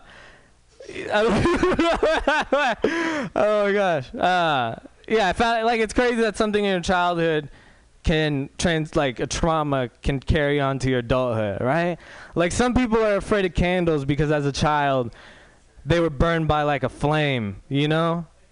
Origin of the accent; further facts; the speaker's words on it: Walnut Creek, California, United States; I'm pretty much a white dude from Walnut Creek.